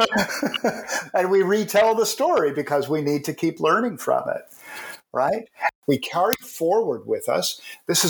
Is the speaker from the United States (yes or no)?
no; Canada; I'm a Canadian